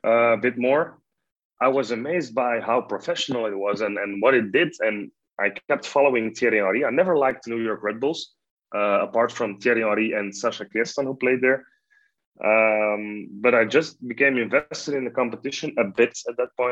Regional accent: Belgium; i'm just a belgian journalist

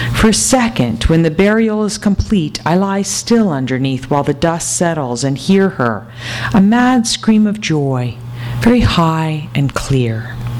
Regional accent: New Hampshire, United States; moved away as an adult; now in California, United States; I grew up in New Hampshire, and um, as soon as I was 18, I got out, and then I gradually came to California

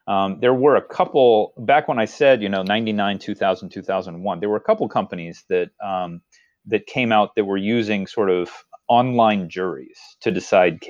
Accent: Texas, United States; when I was growing up in Texas.

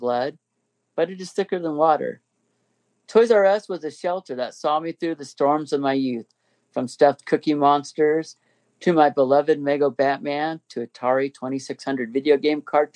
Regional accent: Inland Empire, California, United States; us from the Inland Empire

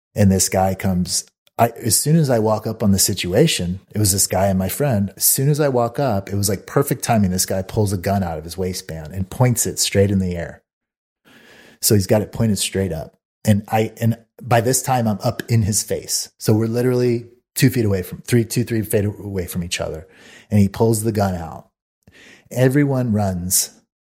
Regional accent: Mesa, Arizona, United States; where I grew up in Mesa, Arizona

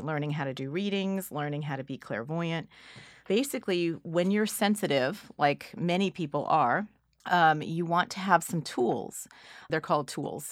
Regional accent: California, United States; I'm from California.

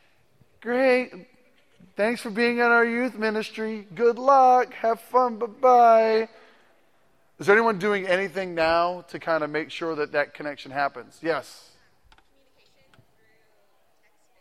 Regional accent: Massachusetts, United States; now in Ohio, United States; I am originally from Massachusetts. I've been gone for a while from there

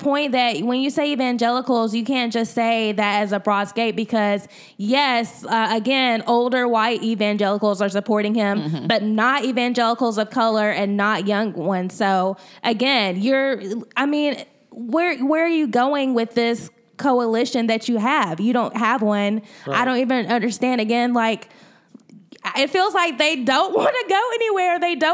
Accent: Georgia, United States; I'm still repping for Georgia.

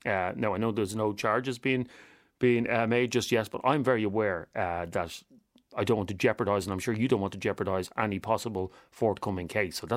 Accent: Galway, Connacht, Ireland; I'm from Galway.

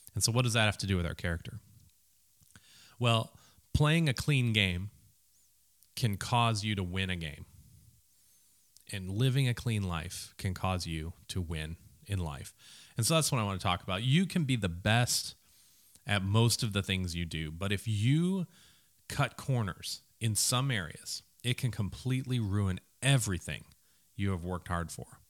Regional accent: Minneapolis, Minnesota, United States; I grew up in a city that didn't really think about college sports much.

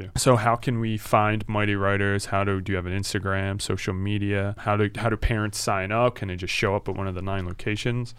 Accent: Philadelphia, Pennsylvania, United States; we're coming from Philly and living here our whole lives

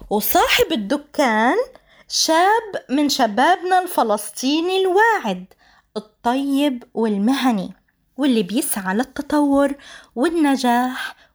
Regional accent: Jaffa, Tel Aviv District, Israel; واللي يبث من مدينة يافا مدينتي الجميلة

